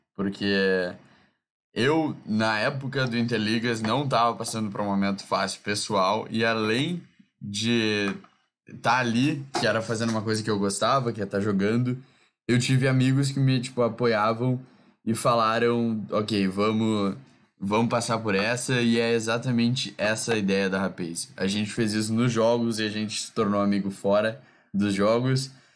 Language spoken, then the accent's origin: Portuguese; South Region, Brazil; eu sou do Sul e represento a VGC São Paulo